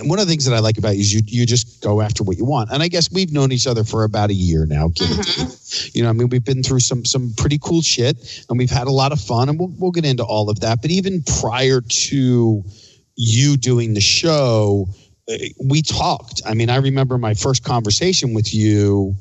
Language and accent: English; Philadelphia, Pennsylvania, United States; I'm from Philly